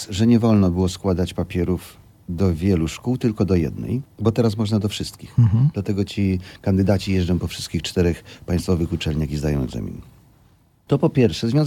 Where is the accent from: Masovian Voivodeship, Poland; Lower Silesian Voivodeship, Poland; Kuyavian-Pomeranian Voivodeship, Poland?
Lower Silesian Voivodeship, Poland; Ja pochodzę z Dolnego Śląska.